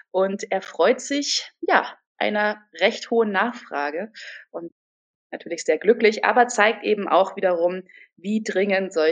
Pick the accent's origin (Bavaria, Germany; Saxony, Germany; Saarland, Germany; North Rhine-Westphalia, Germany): Bavaria, Germany; Munich; now in Berlin, Germany; Ich komme ursprünglich aus München, bin jetzt inzwischen Wahlberlinerin und äh, auch Yogalehrerin, wohne aktuell im Prenzlauer Berg